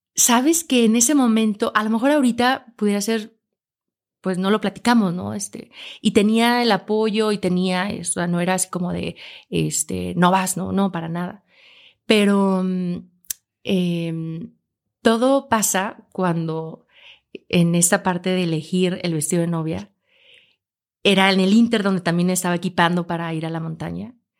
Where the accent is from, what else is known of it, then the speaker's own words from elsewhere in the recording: Aguascalientes, Mexico; yo nací en Aguascalientes